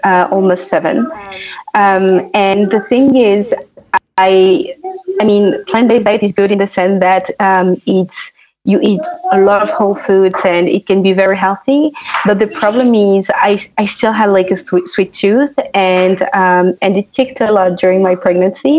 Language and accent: English; France; moved away; also born or lived in London; initially I was born and raised in France